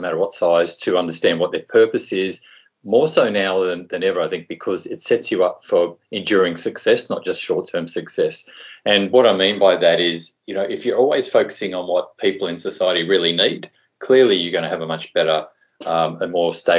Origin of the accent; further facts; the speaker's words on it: Tasmania, Australia; moved away as an adult; also born or lived in Sydney; I grew up in Tassie